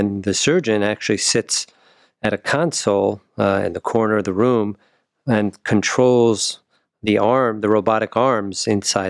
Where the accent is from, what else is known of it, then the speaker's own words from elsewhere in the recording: New Jersey, United States; moved away as an adult; also born or lived in New York / Wisconsin / St. Louis / Cincinnati; now in Cleveland, United States; I was born in New York, grew up in New Jersey